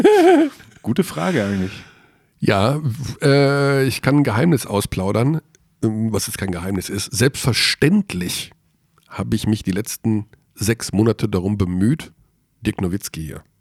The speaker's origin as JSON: {"language": "German", "region": "Tyrol", "country": "Austria", "said": "Ich bin ja Tiroler."}